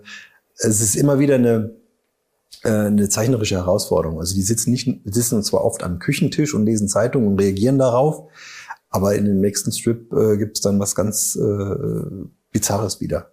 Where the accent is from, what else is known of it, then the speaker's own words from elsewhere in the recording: Saarbrücken, Saarland, Germany; now in Überherrn, Germany; als Saarländer